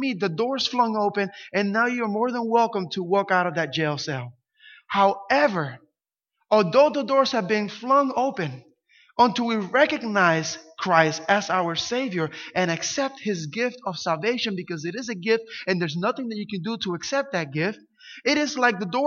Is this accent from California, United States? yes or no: no; Camden, New Jersey, United States; I grew up in Camden, New Jersey, one of the worst cities in the U.S.